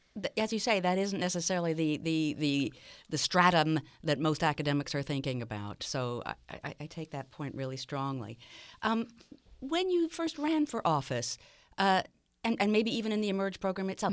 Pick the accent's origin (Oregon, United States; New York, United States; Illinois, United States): Illinois, United States; Chicago; my hometown of Chicago